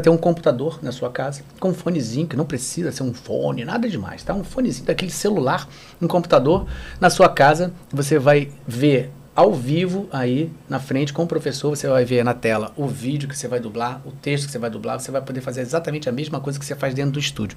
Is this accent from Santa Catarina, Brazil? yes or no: no; Rio de Janeiro, Brazil; eu morava na Tijuca, morei desde, desde que nasci na Tijuca